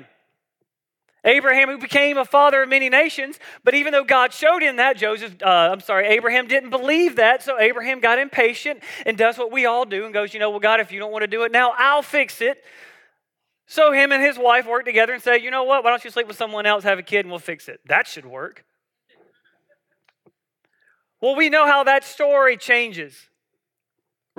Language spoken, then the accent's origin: English; South Georgia, United States; I grew up in South Georgia